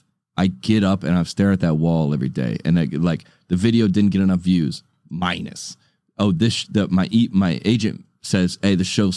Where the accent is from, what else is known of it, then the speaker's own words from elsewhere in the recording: United States; we're from America.